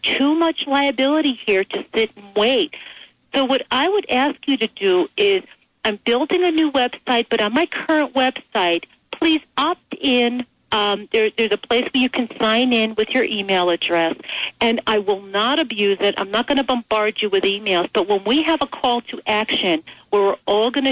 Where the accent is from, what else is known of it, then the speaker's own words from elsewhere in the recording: United States; we as Americans